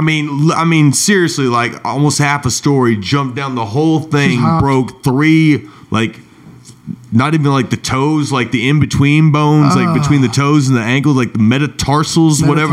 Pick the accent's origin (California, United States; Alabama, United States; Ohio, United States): Alabama, United States; Meridianville; I grew up playing baseball in Little League in Huntsville, near Huntsville in Meridianville